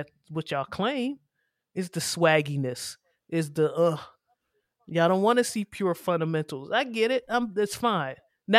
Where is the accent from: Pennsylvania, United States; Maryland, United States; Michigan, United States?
Maryland, United States; That's how I grew up. We grew up in Prince George's County.